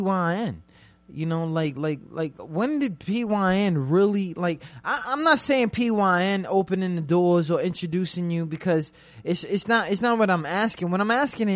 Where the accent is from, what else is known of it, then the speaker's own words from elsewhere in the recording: New York, United States; I'm from New York